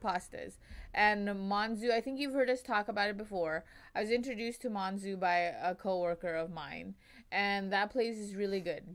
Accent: Long Beach, California, United States; I grew up on the west side of Long Beach

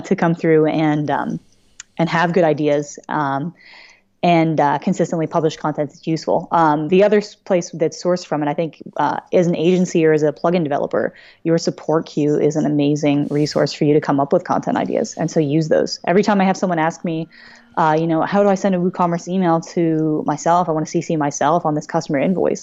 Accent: Philadelphia, Pennsylvania, United States; I am from the Greater Philly area

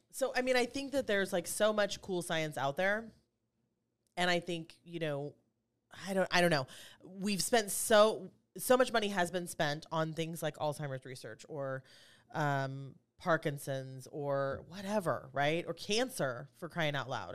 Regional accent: Kansas City, United States; moved away; I'm from Kansas City originally

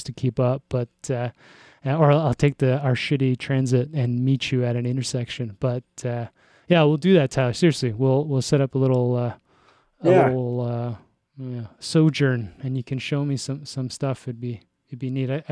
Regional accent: Toronto, Ontario, Canada; moved away; I'm from Toronto.

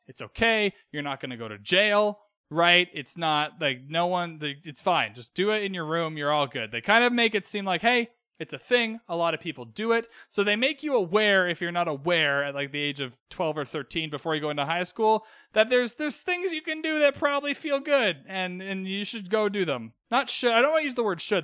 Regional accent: Vancouver, British Columbia, Canada; I grew up in Western Canada, in Vancouver

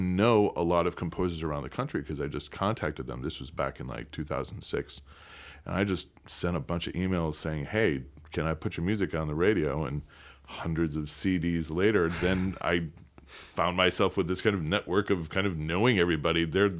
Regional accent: Midwest, United States; I grew up in the Midwest, about an hour and a half outside of Chicago

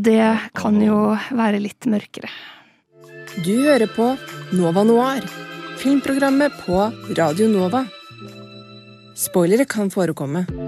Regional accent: Oslo, Norway; jeg er jo fra Oslo og bor i Oslo

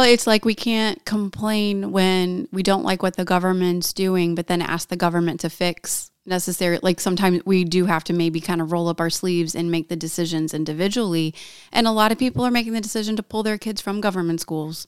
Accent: Valparaiso, Indiana, United States; I'm from Northwest Indiana. I grew up in Valpo

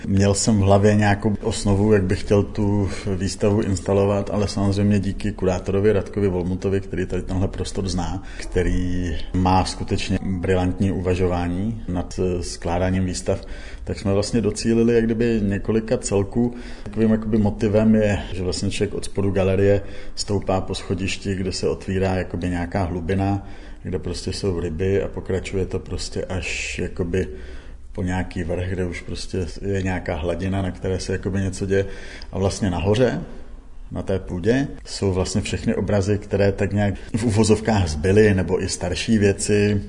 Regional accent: Czechia; vyrůstal jsem na vesnici

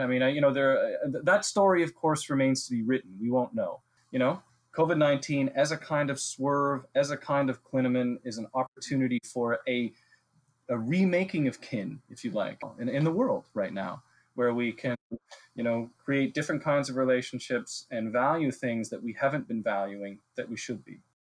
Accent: Ontario, Canada; I spent the first 18 years of my life drinking uh, water that came right out of the Canadian Shield, where I grew up in Ontario

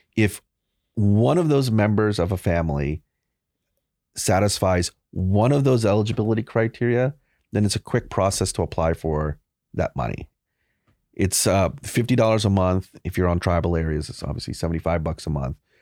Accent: Baton Rouge, Louisiana, United States; moved away; I grew up in Baton Rouge. I left in ninety-seven.

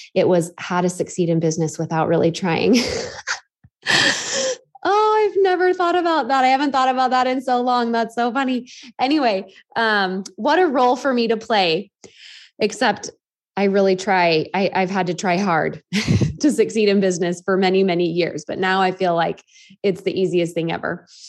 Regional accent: Half Moon Bay, California, United States; my hometown of Half Moon Bay

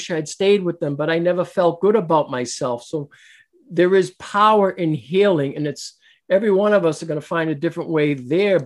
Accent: Boston, Massachusetts, United States; moved away; also born or lived in New Hampshire; I was born in Boston, but I lived in Massachusetts, then moved to New Hampshire

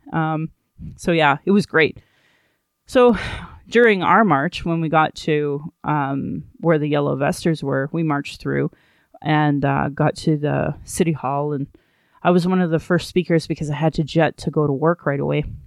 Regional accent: Sylvan Lake, Alberta, Canada; also born or lived in Calgary; When I was growing up in Sylvan Lake

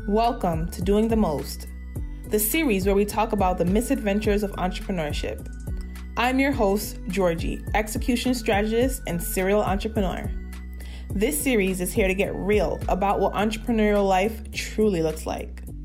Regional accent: Jamaica; I'm also Jamaican born and raised

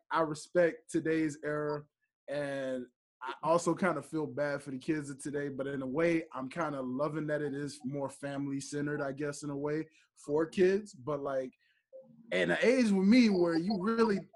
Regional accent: Memphis, Tennessee, United States; now in Atlanta, United States; I'm from Memphis, but I live in Atlanta

